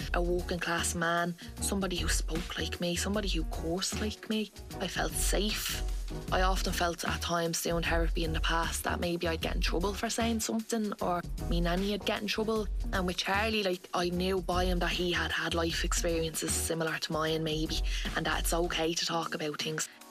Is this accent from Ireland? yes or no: yes; Dublin, Leinster, Ireland; I'm 22, nearly 23, and I grew up in Finglas in Dublin.